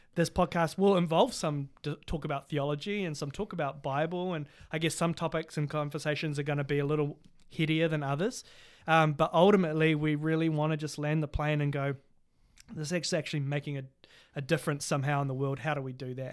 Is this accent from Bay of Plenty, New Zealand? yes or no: no; Cambridge, Waikato, New Zealand; I'm from Te Okuhoroi, which is, um, also known as Cambridge in, um, New Zealand